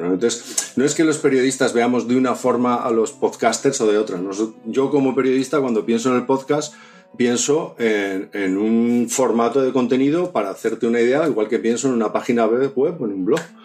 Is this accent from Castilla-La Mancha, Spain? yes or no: no; Zaragoza, Aragon, Spain; now in Asturias, Spain; Yo, no soy de aquí, yo soy de Zaragoza, llevo veintitantos años ya viviendo en Asturias